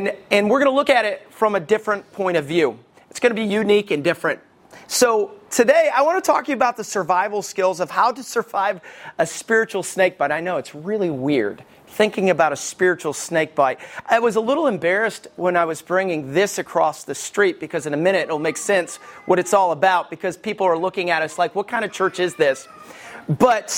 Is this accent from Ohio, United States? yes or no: no; Alabama, United States; I grew up in Alabama.